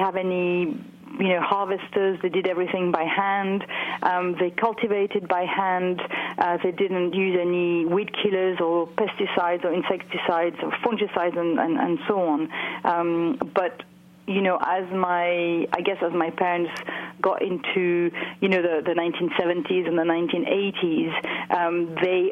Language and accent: English; France; moved away; I was brought up in France on, you know, on a farm, so growing grapes